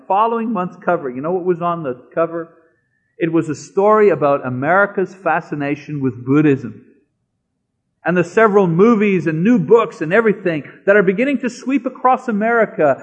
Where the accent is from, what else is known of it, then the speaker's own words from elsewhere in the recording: Canada; I'm a Canadian